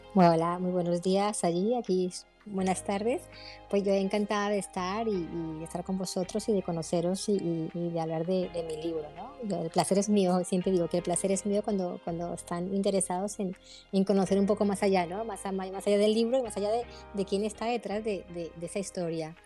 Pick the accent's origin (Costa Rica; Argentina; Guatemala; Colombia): Colombia; moved away as an adult; now in Spain; vivo en España, nací en Colombia, pero vivo hace 20 años que vivo aquí en España